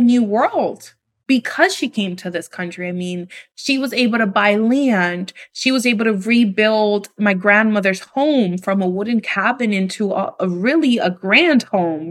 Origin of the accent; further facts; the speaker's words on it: New York City, New York, United States; moved away as an adult; now in Dominican Republic; I grew up in New York City